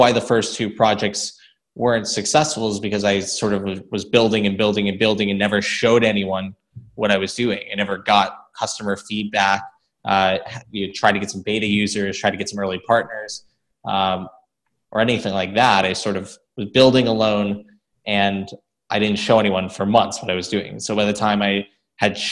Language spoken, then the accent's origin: English; South Florida, United States; I was growing up in South Florida